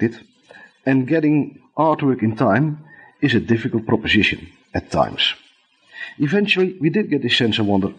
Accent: Netherlands; accent: thick Dutch; English is a second language; my thick Dutch accent

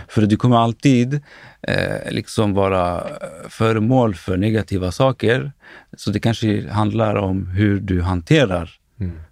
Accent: Stockholm, Stockholm County, Sweden; jag är född och uppvuxen i Akalla, en förort eh, i västerort eller norr, norra delen av Stockholm

